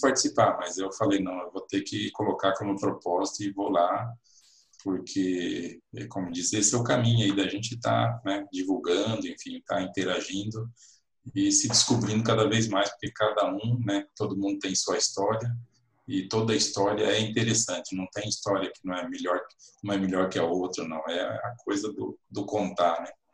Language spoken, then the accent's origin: Portuguese; Cascavel, Paraná, Brazil; moved away as an adult; also born or lived in United States; now in Londrina, Brazil; saí lá da minha terra de Cascavel para vir aqui para o norte do Paraná